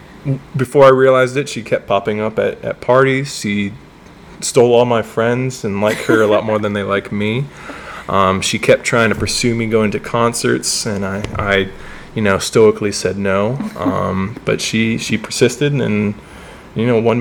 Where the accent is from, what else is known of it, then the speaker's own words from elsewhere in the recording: outside Columbus, Ohio, United States; moved away; I grew up a little outside Columbus